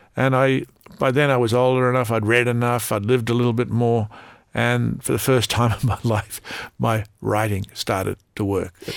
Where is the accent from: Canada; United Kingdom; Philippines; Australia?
Australia; as an Australian